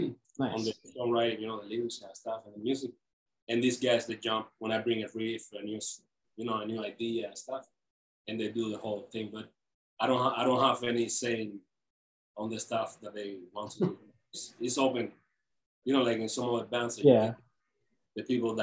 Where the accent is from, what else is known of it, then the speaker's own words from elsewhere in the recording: Cuba; English is a second language; also born or lived in Florida; now in Los Angeles, United States; I'm Cuban, so sorry for my accent